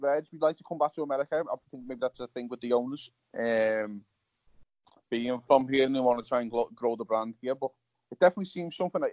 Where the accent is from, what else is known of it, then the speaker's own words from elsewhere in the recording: Liverpool, North West England, United Kingdom; now in United States; I went from Liverpool